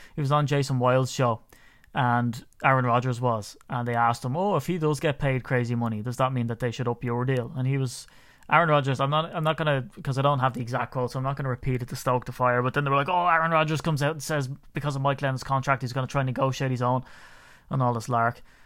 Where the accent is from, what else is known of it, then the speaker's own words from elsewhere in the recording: Ireland; growing up in Ireland